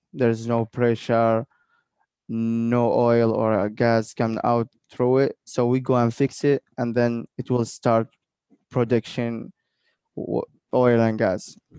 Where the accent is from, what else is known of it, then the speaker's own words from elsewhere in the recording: Oman; when they ask me where are you from, I told I told them like I'm from Oman